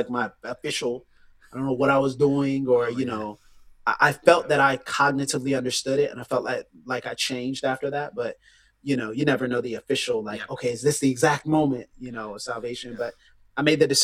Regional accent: Pensacola, Florida, United States; I'm from Pensacola, Florida, which Florida is the panhandle of the states.

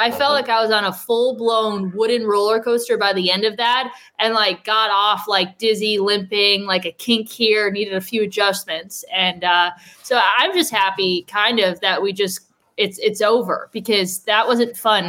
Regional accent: Northeastern Ohio, United States; growing up in Northeastern Ohio

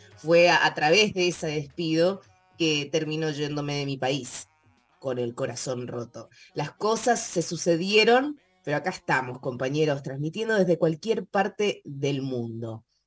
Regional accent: Mendoza, Argentina; moved away; yo nací en Mendoza y me crié

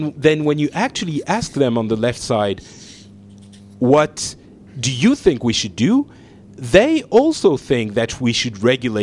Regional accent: France

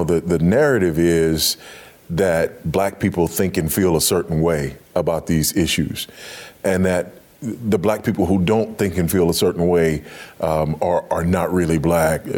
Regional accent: Los Angeles, California, United States; I grew up in Los Angeles on a fault line

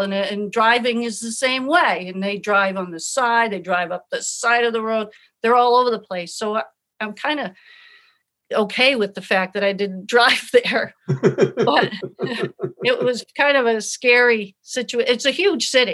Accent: Kittery, Maine, United States; I come from Kittery. You know, it's humid, it's cool

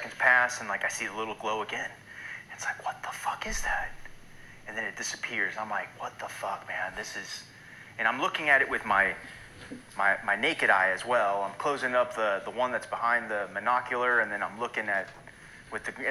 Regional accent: Los Angeles, California, United States; moved away as an adult; I'm from Los Angeles originally. I grew up in a suburb of Los Angeles County, beach kid.

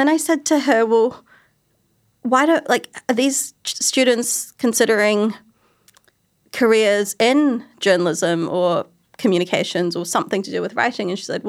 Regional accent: New Zealand; A few years ago, I did a piece on being a Kiwi Asian woman in these industries

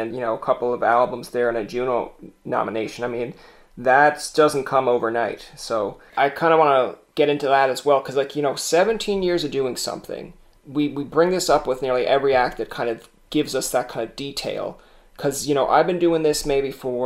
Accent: Newfoundland and Labrador, Canada; I'm a Newfoundlander

